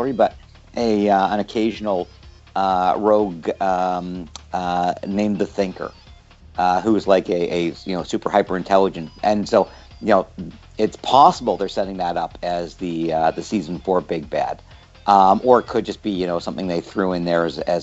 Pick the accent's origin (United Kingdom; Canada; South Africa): Canada; growing up in Canada